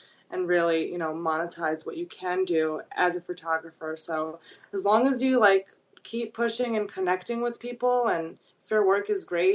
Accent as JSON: {"language": "English", "town": "New York City", "region": "New York", "country": "United States", "tie": "born or raised there", "also_born_or_lived": "Brooklyn / Long Island / Manhattan", "said": "I grew up in Queens."}